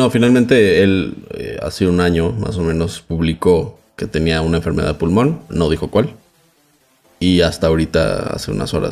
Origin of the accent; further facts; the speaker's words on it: Mexico; soy periodista de México.